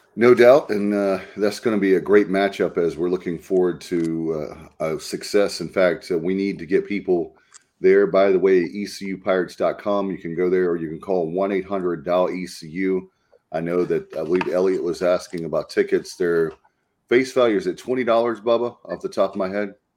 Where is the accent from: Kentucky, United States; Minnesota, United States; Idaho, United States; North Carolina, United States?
North Carolina, United States; I'm from North Carolina